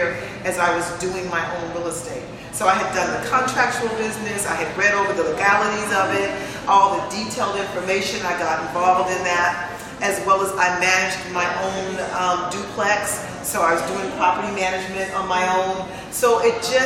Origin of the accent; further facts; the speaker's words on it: San Francisco, California, United States; to be born and raised in San Francisco